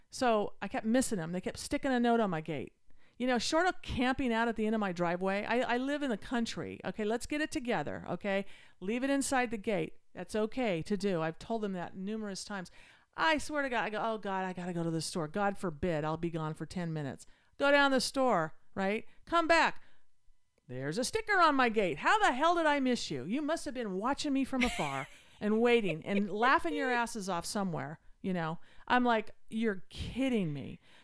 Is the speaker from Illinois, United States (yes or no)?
no; Utah, United States; moved away; I grew up in Utah